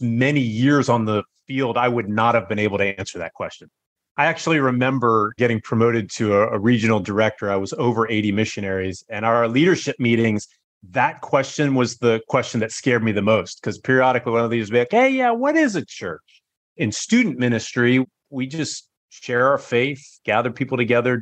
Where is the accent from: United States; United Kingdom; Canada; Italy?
United States; Northern Virginia; moved away as an adult; also born or lived in China; now in Singapore; I grew up in Virginia